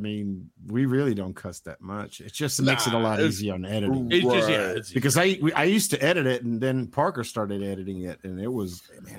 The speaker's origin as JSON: {"language": "English", "country": "Puerto Rico", "said": "I was speaking Spanish, and they were like, where are you from again? I'm like, I'm Puerto Rican."}